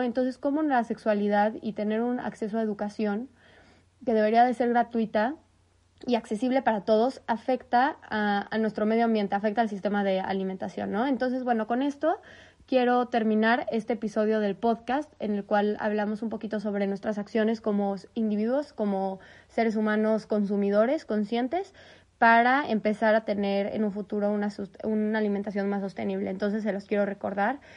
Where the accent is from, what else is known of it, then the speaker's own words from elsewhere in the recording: Mexico; nosotros, en México, que somos partes de Norteamérica